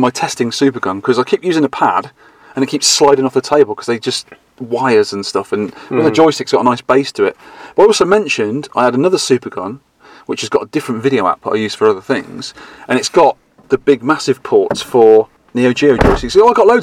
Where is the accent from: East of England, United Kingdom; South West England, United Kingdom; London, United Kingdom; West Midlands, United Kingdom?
South West England, United Kingdom; Dorset; I come from Dorset